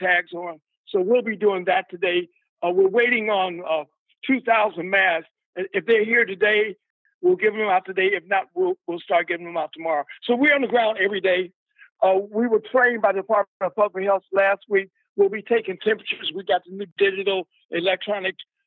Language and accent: English; Chicago, Illinois, United States; now in San Francisco, United States; I'm from Chicago.